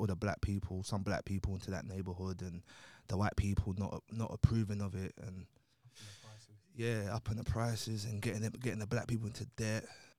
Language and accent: English; Nigeria; now in London, United Kingdom; because look, I'm from Nigeria to London, so it didn't really affect me.